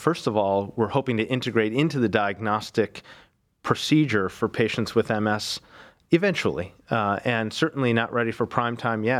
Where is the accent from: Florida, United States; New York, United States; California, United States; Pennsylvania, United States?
New York, United States; Buffalo; now in Cleveland, United States; So I'm originally from Buffalo, New York, came to Cleveland almost, I guess, 17 years ago now, did my medical school in Buffalo.